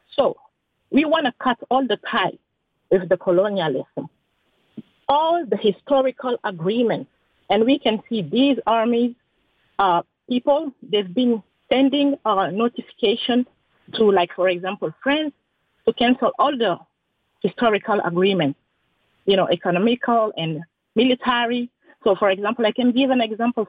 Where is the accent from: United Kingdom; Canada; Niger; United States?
Niger; I am from Niger itself.